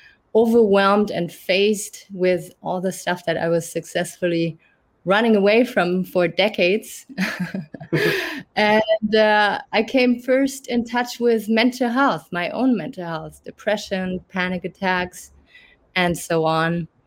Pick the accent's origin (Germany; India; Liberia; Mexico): Germany; English is a second language; moved away as an adult; now in Canada; I'm originally from Germany, but I grew up in a French family and a German family. That's why I might not have the harsh German accent. I moved to Canada 7 years ago